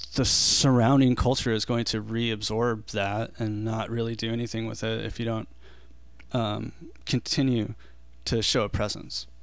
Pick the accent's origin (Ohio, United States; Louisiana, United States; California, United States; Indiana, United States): California, United States; Big Bear; I grew up in Big Bear